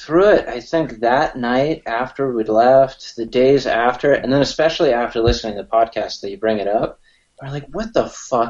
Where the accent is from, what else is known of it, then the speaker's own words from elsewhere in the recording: San Diego, California, United States; also born or lived in Carlsbad; So I'm living over in Carlsbad. Born and raised in San Diego.